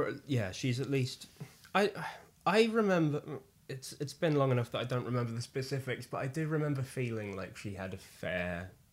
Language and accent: English; United Kingdom; now in London, United Kingdom; And we're British.